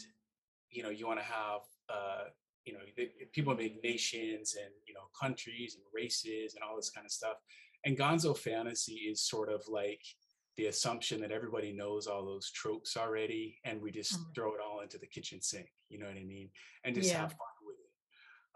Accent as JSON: {"language": "English", "town": "Seattle", "region": "Washington", "country": "United States", "tie": "born or raised there", "also_born_or_lived": "Hawaii", "moved": "as an adult", "said": "I'm a Seattleite"}